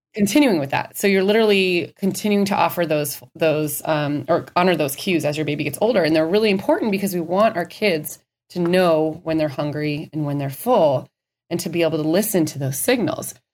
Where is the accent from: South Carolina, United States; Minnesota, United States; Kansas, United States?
Minnesota, United States; now in Scottsdale, United States; I grew up in Minnesota